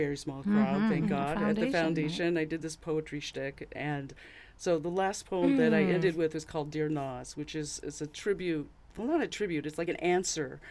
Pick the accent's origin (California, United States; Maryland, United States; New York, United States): California, United States; San Francisco Bay Area, East Bay; now in Michigan, United States; I grew up in the San Francisco Bay Area, the mm-hmm. East Bay, where Oakland was